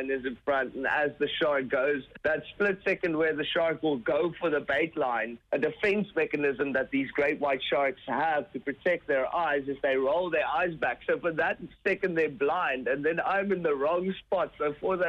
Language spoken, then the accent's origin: English; Gansbaai, Western Cape, South Africa; my hometown, which is Gansbaai, and it's actually the capital of great white sharks in the world. It's about 2 hours away from Cape Town. In South Africa